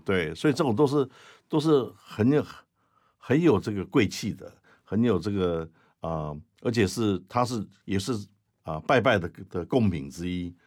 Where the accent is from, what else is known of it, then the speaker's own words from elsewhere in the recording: Taiwan; 我们台湾人